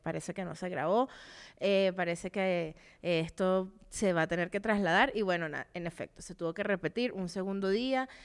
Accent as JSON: {"language": "Spanish", "country": "Venezuela", "moved": "yes", "said": "cuando vivía en Venezuela"}